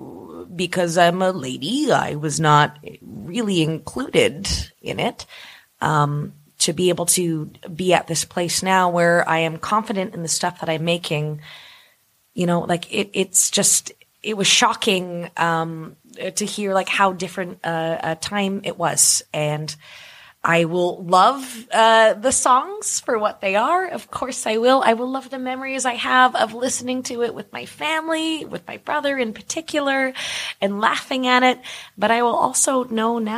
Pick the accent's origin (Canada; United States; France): Canada; Brantford, Ontario; as a kid growing up in Brantford, Ontario.